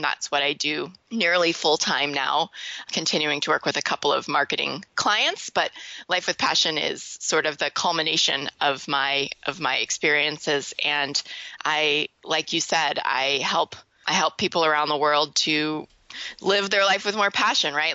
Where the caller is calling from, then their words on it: Louisville, Kentucky, United States; I am calling you from Louisville, Kentucky.